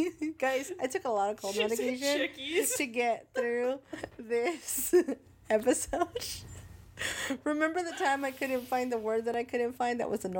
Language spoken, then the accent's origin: English; Northern California, United States; I'm from Northern California